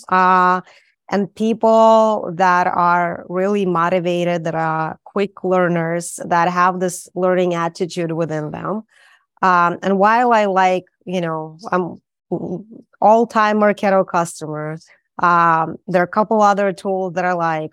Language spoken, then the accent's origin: English; Saint Petersburg, Russia; moved away; I'm from Saint Petersburg